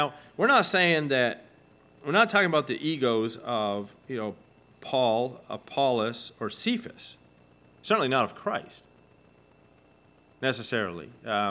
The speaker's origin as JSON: {"language": "English", "country": "Argentina", "tie": "born or raised there", "said": "And, I mean, I grew up in Argentina, right? And so, you know, my team won the trophy."}